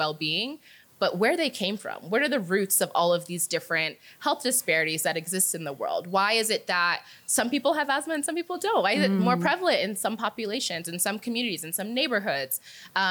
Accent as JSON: {"language": "English", "region": "New Jersey", "country": "United States", "tie": "born or raised there", "also_born_or_lived": "Nigeria", "moved": "as an adult", "lives_now": "Kenya", "said": "growing up in the US, growing up in New Jersey"}